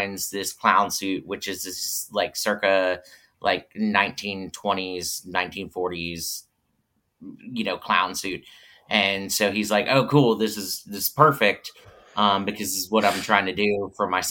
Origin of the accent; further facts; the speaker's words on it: the South, United States; we're from the South, so we don't have basements.